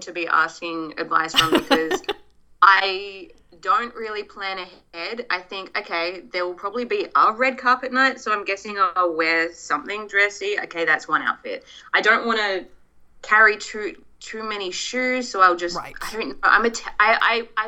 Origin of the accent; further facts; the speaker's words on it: Australia; now in Los Angeles, United States; I have to go back to my home country